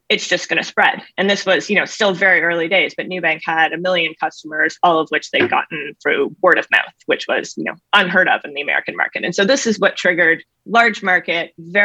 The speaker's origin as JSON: {"language": "English", "country": "Canada", "tie": "born or raised there", "also_born_or_lived": "California", "moved": "as an adult", "said": "I grew up in Canada, grew up doing our family finances."}